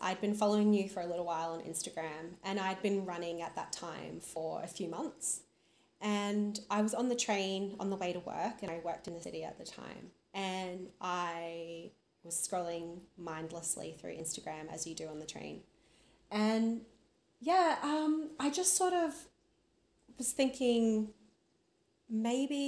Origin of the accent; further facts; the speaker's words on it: Brisbane, Queensland, Australia; moved away as an adult; now in Queensland, Australia; I'm originally from Brisbane. Now live on a lovely rural property about 3 hours northwest of Brisbane